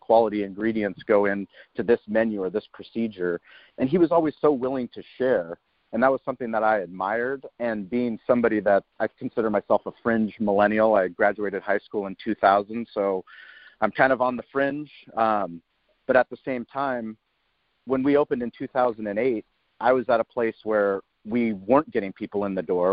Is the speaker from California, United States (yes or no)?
yes; San Diego, California, United States; I grew up in La Jolla, which is a high end, high net worth place in uh, San Diego